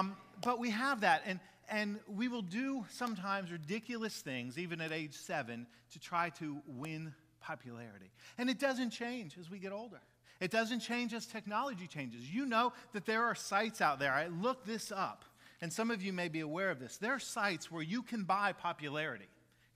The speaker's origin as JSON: {"language": "English", "town": "Jacksonville", "region": "Florida", "country": "United States", "tie": "born or raised there", "also_born_or_lived": "Maitland, Florida", "said": "We moved from Maitland, Florida, where my dad had been the associate at the church there in Maitland, moved to Jacksonville."}